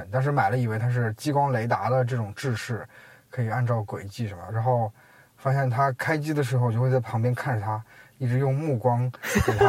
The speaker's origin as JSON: {"language": "Chinese", "country": "China", "said": "它可能对于我们中国人的声音来说都没什么。"}